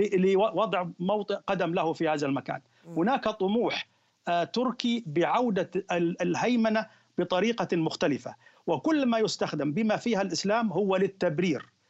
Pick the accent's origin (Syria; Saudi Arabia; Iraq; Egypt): Egypt; احنا عندنا في مصر